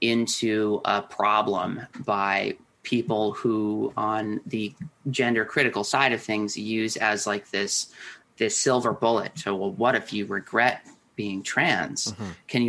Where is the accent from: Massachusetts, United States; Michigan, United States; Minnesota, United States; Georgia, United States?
Minnesota, United States; Minneapolis; growing up in the Twin Cities